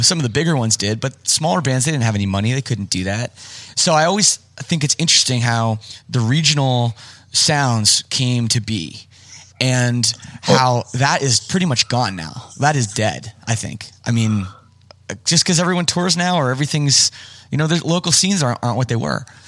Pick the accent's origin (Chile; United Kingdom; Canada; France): Canada; I'm from Canada